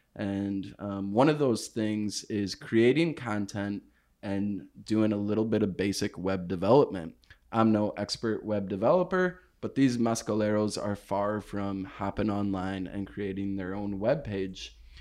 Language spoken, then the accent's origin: English; United States; I am from the States, and I'm not from Oaxaca